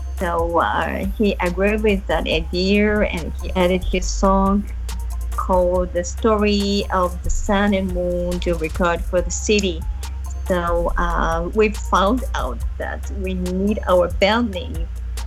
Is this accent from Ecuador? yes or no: no; Hyogo, Japan; I'm from Hyogo.